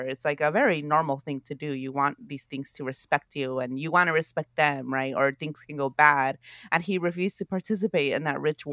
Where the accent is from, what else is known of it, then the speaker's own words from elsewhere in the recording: Oakland, California, United States; growing up in Oakland, California